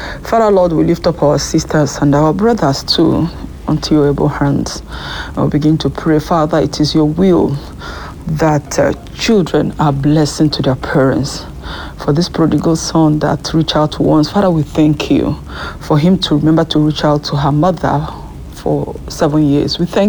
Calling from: France; I'm calling in from France.

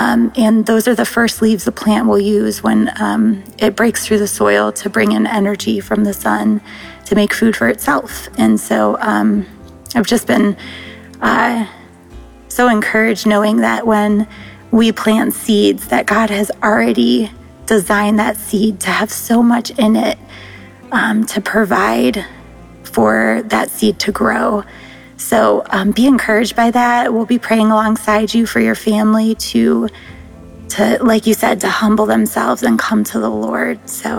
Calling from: Ohio, United States; I'm calling from Ohio.

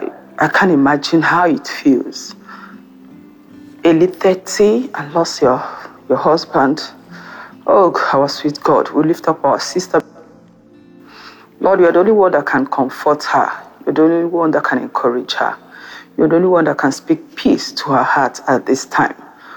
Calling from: France; I'm calling in from France.

